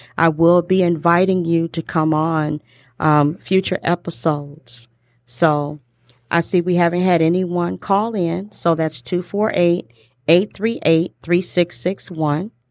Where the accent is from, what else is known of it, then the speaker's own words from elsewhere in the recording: Detroit, Michigan, United States; accent: Detroit; my Detroit accent